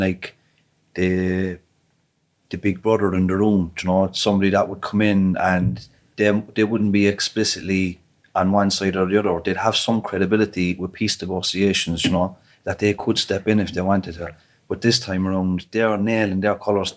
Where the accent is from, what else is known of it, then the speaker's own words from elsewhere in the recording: Ireland; as an Irish citizen, a European Union resident